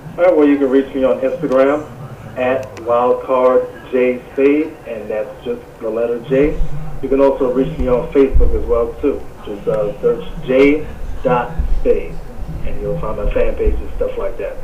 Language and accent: English; New Orleans, Louisiana, United States; also born or lived in Las Vegas, Nevada; I was born in Las Vegas, Nevada. Uh, but primarily, I was raised in New Orleans, Louisiana. Uh, I moved to the, uh, to the South probably, I would say, when I was around maybe like six or seven